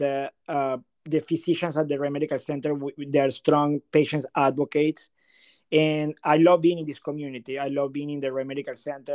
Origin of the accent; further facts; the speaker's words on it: Venezuela; moved away as an adult; also born or lived in New Haven, Connecticut / Pittsburgh / Burlington, Massachusetts; now in Delray Beach, United States; I'm originally from Venezuela